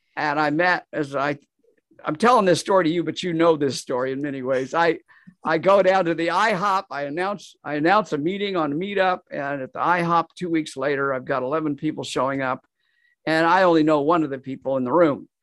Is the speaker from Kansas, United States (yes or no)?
yes; Kansas, United States; moved away as an adult; also born or lived in Nashville, Tennessee; moved back to, to my home state of Kansas, and I've been there here ever since